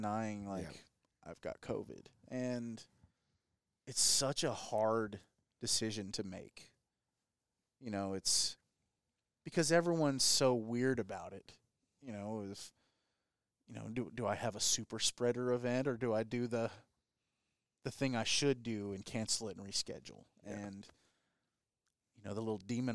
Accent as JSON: {"language": "English", "town": "Corpus Christi", "region": "Texas", "country": "United States", "tie": "born or raised there", "lives_now": "Rockport, United States", "said": "I grew up in Corpus, been coming to Rockport since I was about 3 years old"}